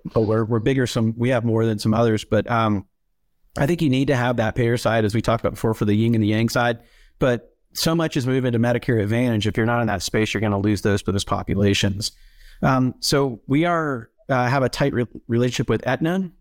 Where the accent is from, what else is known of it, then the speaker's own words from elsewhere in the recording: Atlanta, Georgia, United States; moved away as an adult; also born or lived in Tennessee; I grew up in the Atlanta area and suburbs of, of Atlanta, Georgia